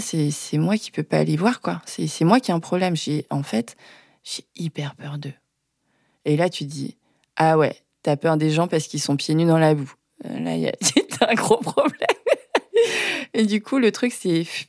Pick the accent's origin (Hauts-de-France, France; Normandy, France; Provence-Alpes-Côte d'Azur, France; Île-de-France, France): Île-de-France, France; Maisons-Alfort; J'ai grandi à Maison Alfort